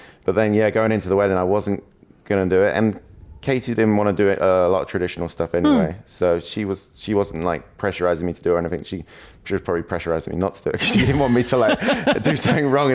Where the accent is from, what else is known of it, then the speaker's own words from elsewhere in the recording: England, United Kingdom; first language English; being English